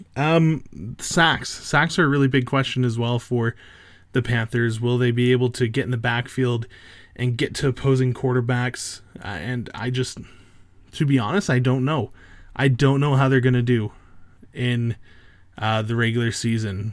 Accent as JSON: {"language": "English", "country": "Canada", "said": "I'm Canadian"}